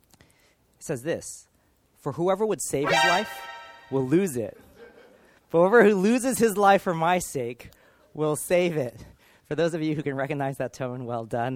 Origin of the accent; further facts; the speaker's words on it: Los Angeles, California, United States; now in United Kingdom; I grew up in the States. I grew up in Los Angeles